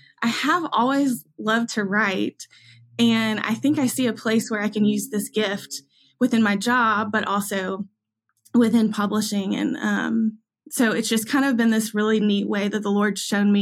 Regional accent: Augusta, Georgia, United States; now in Nashville, United States; I grew up in Augusta, Georgia, born and raised

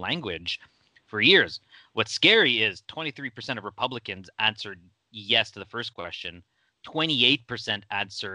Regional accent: Canada; my home country of Canada.

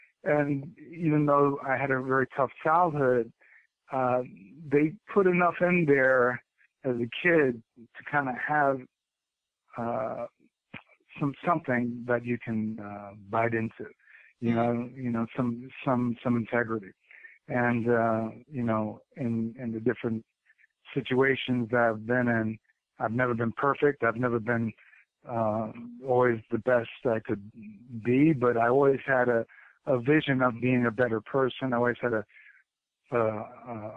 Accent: New York City, New York, United States; I was from New York

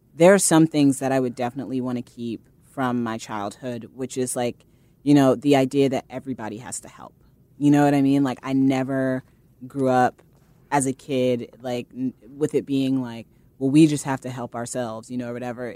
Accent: Fort Wayne, Indiana, United States; moved away as an adult; now in New York, United States; I'm from Fort Wayne, Indiana

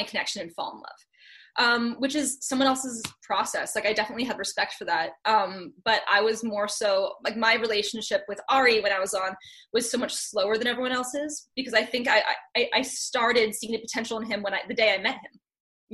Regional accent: Santa Clarita, California, United States; I'm from Santa Clarita. So it's a city, or it's a town, like right outside of Los Angeles. So kind of the suburbs of Los Angeles. So I've been a California girl like my whole life.

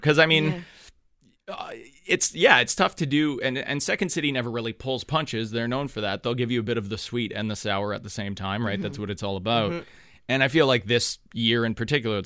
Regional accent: Thunder Bay, Ontario, Canada; moved away; I'm from Thunder Bay, which wasn't historically maybe the most progressive city on the planet

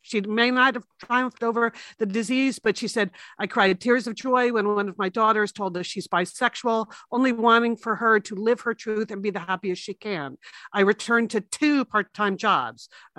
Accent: Fairfield, Connecticut, United States; We grew up in Fairfield.

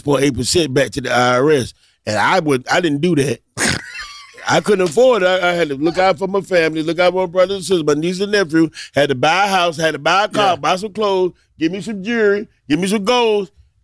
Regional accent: South Carolina, United States; Rice with everything, a light bread, a cornbread, and growing up in South Carolina, over there, those are the Geechee people.

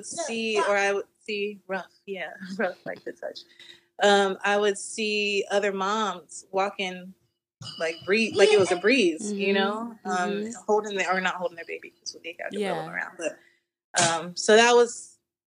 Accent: Florida, United States; I'm from Florida

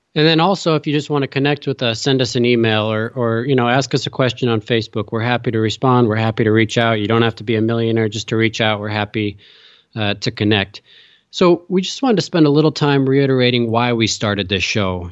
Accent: Chicago, Illinois, United States; moved away as an adult; also born or lived in Utah / Notre Dame, Indiana; now in New York, United States; I grew up in Chicago

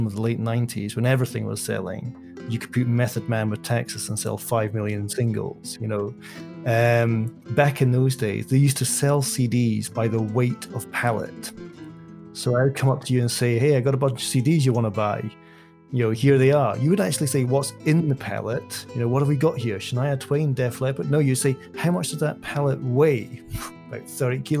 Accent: Dunbar, Scotland, United Kingdom; moved away as an adult; also born or lived in London; In 2006, I moved from my hometown, Dunbar in Scotland

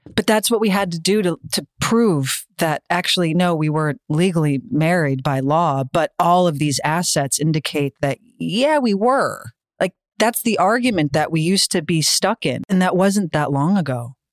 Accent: United States; I'm American

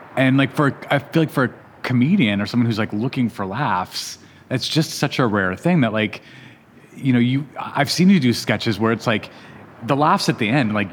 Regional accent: Albuquerque, New Mexico, United States; moved away; also born or lived in Montana / New York; I grew up in Albuquerque, New Mexico.

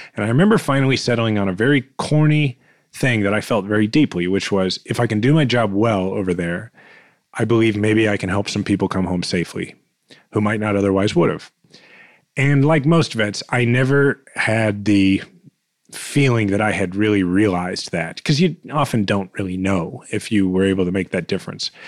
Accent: Kansas City, Missouri, United States; I needed to become mayor of my hometown

